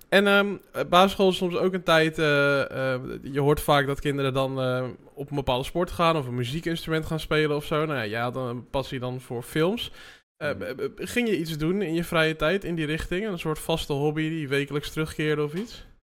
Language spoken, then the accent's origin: Dutch; Amsterdam, North Holland, Netherlands; ik ben in Amsterdam opgegroeid